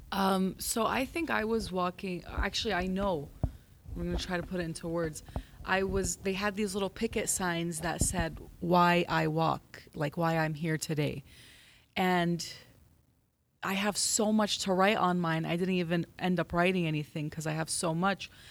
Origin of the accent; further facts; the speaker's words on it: Los Angeles, California, United States; I am Assyrian American Christian, born and raised here in L